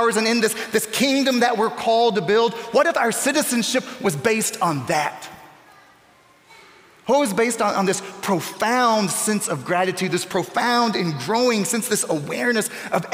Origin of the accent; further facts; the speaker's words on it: Newberry, Florida, United States; Newberry, Florida. It's my hometown in North Central Florida. It's where I grew up